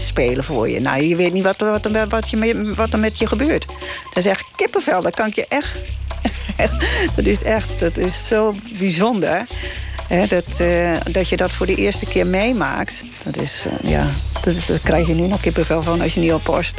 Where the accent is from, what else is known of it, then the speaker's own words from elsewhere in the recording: Gelderland, Netherlands; ik kwam uit Gelderland